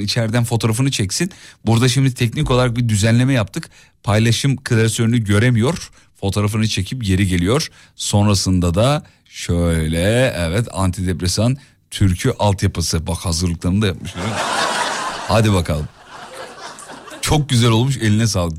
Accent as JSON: {"language": "Turkish", "region": "Gaziantep", "country": "Turkey", "said": "Bir Antepli olarak"}